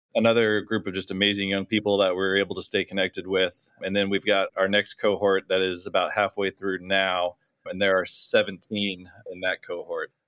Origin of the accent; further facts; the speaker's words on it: Orlando, Florida, United States; moved away as an adult; now in Orange County, United States; I was born and raised in Orlando, Florida